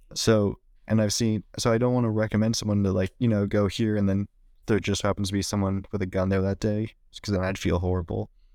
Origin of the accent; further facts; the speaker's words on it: Valley Springs, California, United States; moved away as an adult; also born or lived in San Francisco / Marin County; now in Oakland, United States; I was born in the city and then lived in Marin County till I was about ten. And then I mo-, or my parents moved up to Valley Springs, which is where I lived until I graduated high school